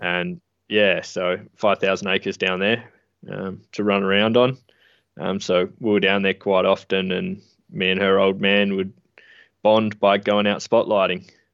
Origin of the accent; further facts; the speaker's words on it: Adelaide, South Australia, Australia; I grew up in Adelaide, um, in the city.